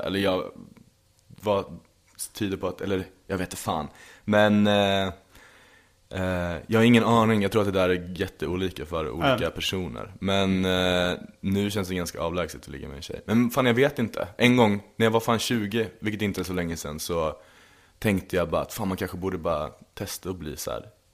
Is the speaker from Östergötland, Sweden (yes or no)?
yes; Linköping, Östergötland, Sweden; moved away; jag kommer ju från Linköping mm. från början. Och från en liten, liten håla eh, strax utanför, utanför liksom, som heter Berg